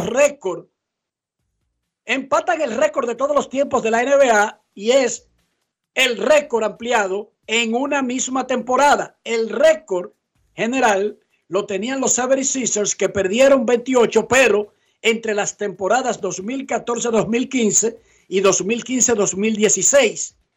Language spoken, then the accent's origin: Spanish; Santo Domingo Oeste, Distrito Nacional, Dominican Republic; yo me crié en Buenos Aires Herrera